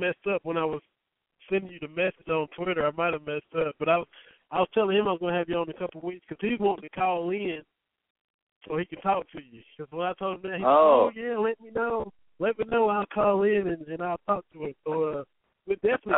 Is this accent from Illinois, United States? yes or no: no; Cumberland, Kentucky, United States; born or raised there; moved away